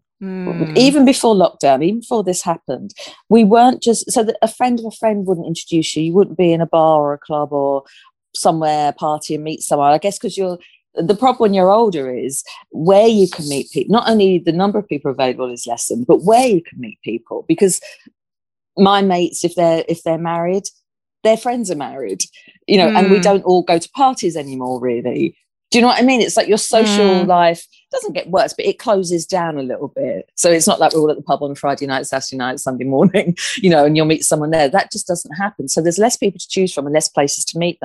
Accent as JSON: {"language": "English", "region": "London", "country": "United Kingdom", "moved": "as an adult", "lives_now": "Hove, United Kingdom", "said": "I'm a Londoner. I now live in Hove, which is a really beautiful city on the South Coast."}